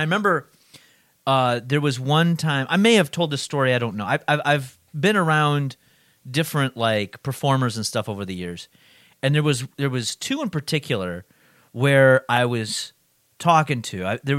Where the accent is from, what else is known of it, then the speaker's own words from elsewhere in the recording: New Jersey, United States; I came from New Jersey.